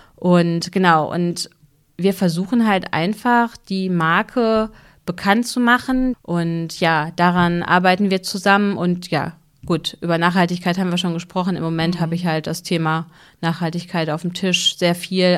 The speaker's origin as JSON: {"language": "German", "town": "Hüllhorst", "region": "North Rhine-Westphalia", "country": "Germany", "said": "ich komme ja aus Hüllhorst, Oberbauerschaft"}